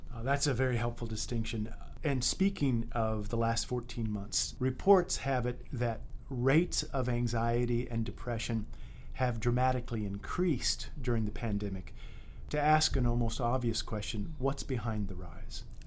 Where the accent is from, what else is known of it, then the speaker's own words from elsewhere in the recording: United States; I'm an American. I am a proud American, glad to be an American